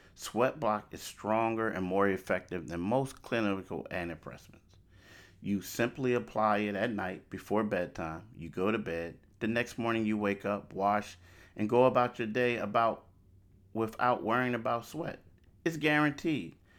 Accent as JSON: {"language": "English", "town": "Philadelphia", "region": "Pennsylvania", "country": "United States", "tie": "born or raised there", "also_born_or_lived": "Pittsburgh", "said": "I grew up in Philly."}